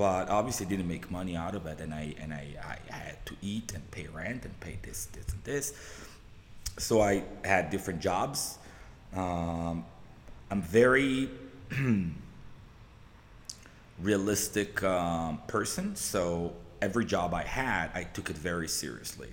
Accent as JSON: {"language": "English", "town": "Jerusalem", "region": "Jerusalem District", "country": "Israel", "tie": "born or raised there", "moved": "as an adult", "lives_now": "Los Angeles, United States", "said": "I was born and raised in Israel, in Southeast Jerusalem"}